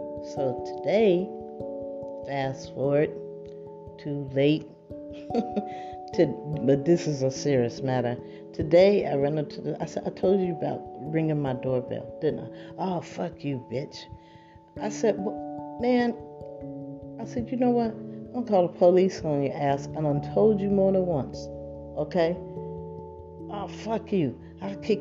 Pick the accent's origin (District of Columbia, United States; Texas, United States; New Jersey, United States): New Jersey, United States; now in California, United States; I'm not from California. I don't know if that makes a difference, but I'm from New Jersey